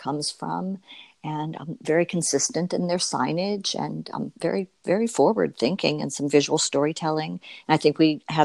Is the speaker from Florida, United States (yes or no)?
yes; Florida, United States; moved away as an adult; now in New York, United States; I was a native Floridian. So I've lived my entire life as a Floridian.